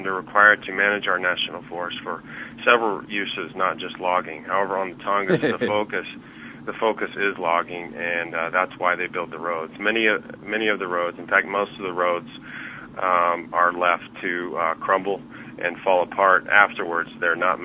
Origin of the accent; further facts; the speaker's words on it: Ketchikan, Alaska, United States; my hometown of Ketchikan, Alaska